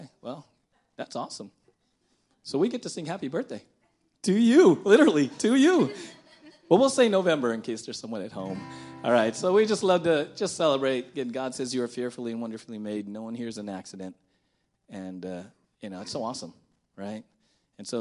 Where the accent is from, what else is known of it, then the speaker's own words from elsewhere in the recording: San Diego, California, United States; That's where I grew up in San Diego